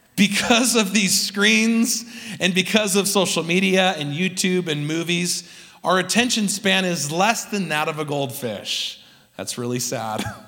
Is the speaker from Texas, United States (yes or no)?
no; California, United States; now in Utah, United States; Growing up in California